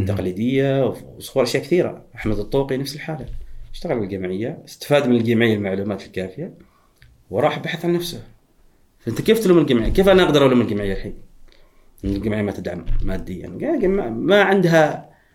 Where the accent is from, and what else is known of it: Oman